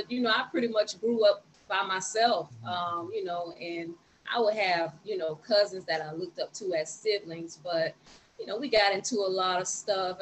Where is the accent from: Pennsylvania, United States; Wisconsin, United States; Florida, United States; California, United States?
Florida, United States; Tallahassee; also born or lived in Jacksonville, Florida; I grew up in Tallahassee, Florida